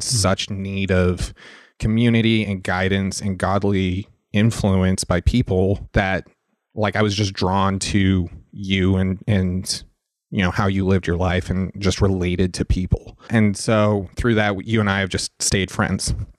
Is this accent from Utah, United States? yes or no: yes; Salt Lake City, Utah, United States; moved away; originally I'm from Salt Lake City, Utah.